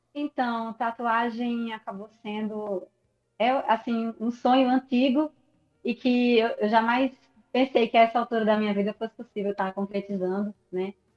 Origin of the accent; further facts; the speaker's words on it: Natal, Rio Grande do Norte, Brazil; moved away as an adult; now in Belo Horizonte, Brazil; eu saí de Natal um belo dia, sozinha